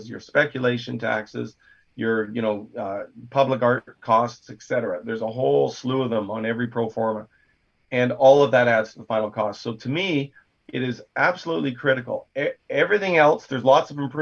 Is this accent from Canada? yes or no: yes; North Shore, British Columbia, Canada; I grew up in the North Shore. I was born and raised here